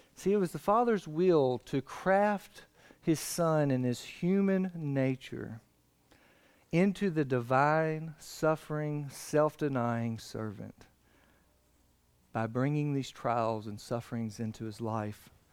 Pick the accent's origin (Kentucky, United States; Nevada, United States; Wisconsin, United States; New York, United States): Kentucky, United States; McQuady; I'm from McQuady